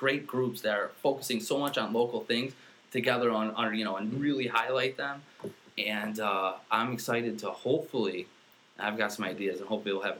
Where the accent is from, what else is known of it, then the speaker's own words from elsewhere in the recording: Central New York, United States; born and raised in Central New York. I got my family. I got a huge family with deep local roots.